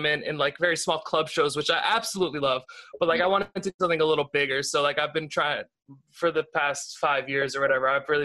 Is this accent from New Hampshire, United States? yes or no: yes; New Hampshire, United States; moved away as an adult; also born or lived in outside of Boston; now in Los Angeles, United States; I'm from New Hampshire originally. I'm from outside of Boston